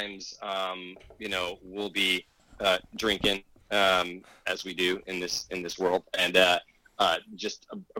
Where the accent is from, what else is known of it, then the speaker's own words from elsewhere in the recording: small town near Metaline Falls, northern Washington, United States; It's a very small town that I actually grew up in.